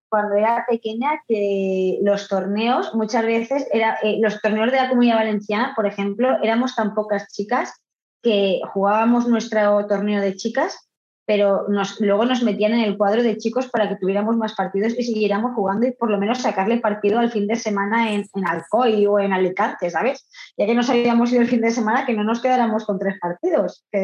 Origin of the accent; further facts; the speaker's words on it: Argentina; Yo vengo de Argentina y decido pues probar en el triatlón